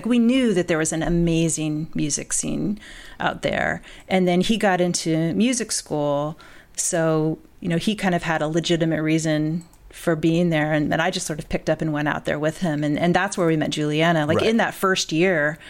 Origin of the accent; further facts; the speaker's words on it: Bloomington, Indiana, United States; moved away as an adult; also born or lived in Nashville, Tennessee / Boston / England; now in Evanston, United States; I grew up in Bloomington, Indiana, like kind of in and around Bloomington, Indiana, in southern part of the state